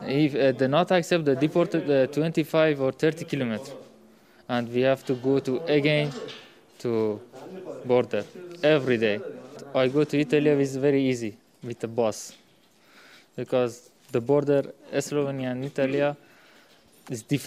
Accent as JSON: {"language": "English", "country": "Afghanistan", "second_language": "English", "moved": "yes", "said": "we are from Afghanistan."}